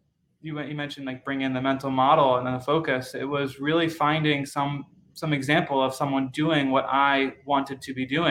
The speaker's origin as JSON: {"language": "English", "region": "Maryland", "country": "United States", "tie": "born or raised there", "said": "I grew up in the United States, in Maryland"}